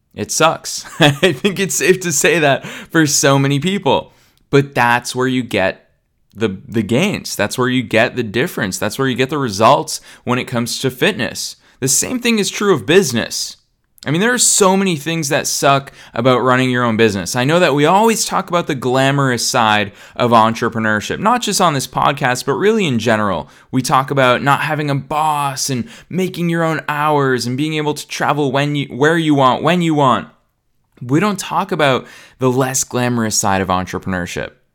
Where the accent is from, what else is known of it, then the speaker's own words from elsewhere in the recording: Boston, Massachusetts, United States; now in Los Angeles, United States; I'm in Boston, Massachusetts, which is my hometown